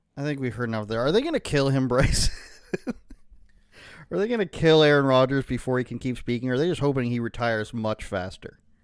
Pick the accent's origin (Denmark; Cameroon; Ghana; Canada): Canada; I'm Canadian